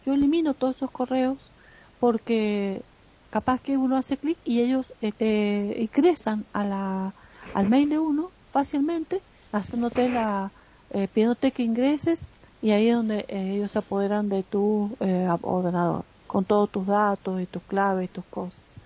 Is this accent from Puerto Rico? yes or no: no; Argentina